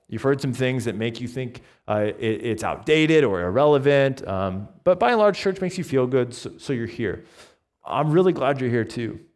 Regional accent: Binghamton, New York, United States; moved away as an adult; also born or lived in Owego, New York / Taipei, Taiwan / Bridgewater; I was born in Owego, and then I grew up on the south side of Binghamton

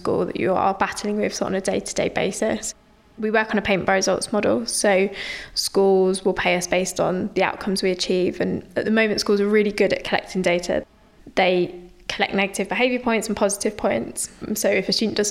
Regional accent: London, United Kingdom; also born or lived in Nottingham; I grew up in South East London in a council estate in Lewisham.

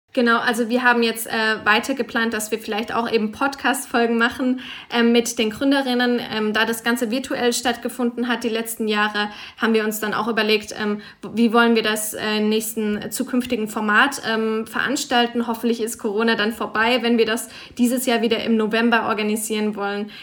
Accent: Freiburg, Baden-Württemberg, Germany; now in Zürich, Switzerland; ich bin momentan in Zürich, komme aber aus Freiburg

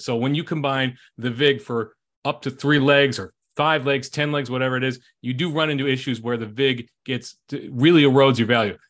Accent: Chicago, Illinois, United States; my hometown, the Chicago Bears

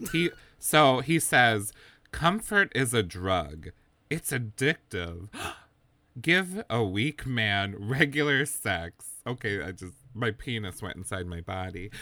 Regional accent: Wisconsin, United States; moved away; we're from Wisconsin originally, both of us

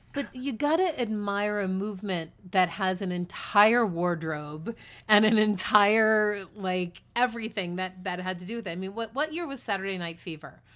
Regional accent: East Coast, United States; also born or lived in New York City; I grew up on the East Coast.

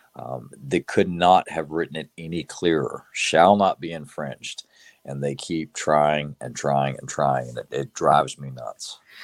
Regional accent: the South, United States; growing up in the South, you know, growing up hunting, learning to shoot at a young age

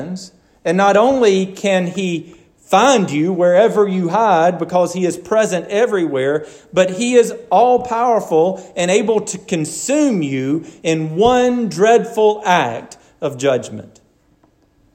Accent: Garland, Alabama, United States; I grew up hunting in Garland, Alabama, where it's all swamp

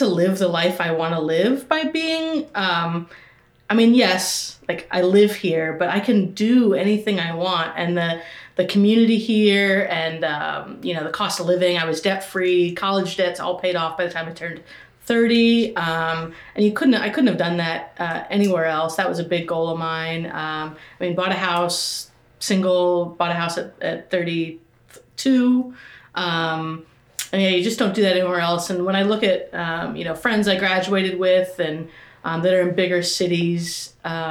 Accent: Marion, Indiana, United States; also born or lived in New Hampshire; I was born and raised in Grant County, went to Marion High School

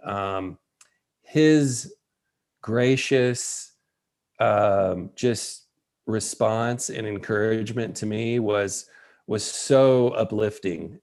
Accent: West Tennessee, United States; moved away; I'm from West Tennessee

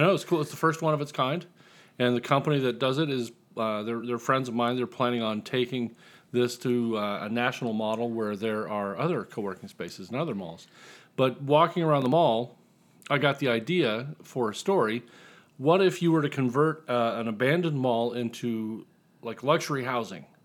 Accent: Indiana, United States; I'm from Indiana

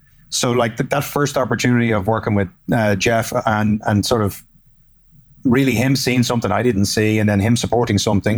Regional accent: Ireland; accent: Irish brogue; moved away as an adult; also born or lived in New York; now in United States; So started out my career in Ireland for the first sort of decade of my career

